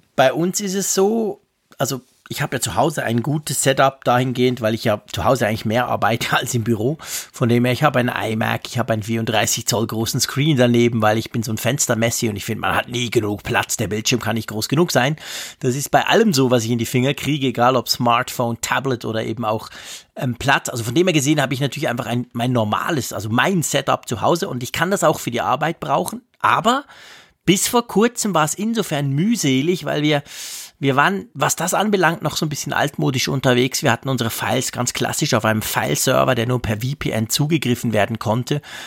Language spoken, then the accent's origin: German; Switzerland; als Schweizer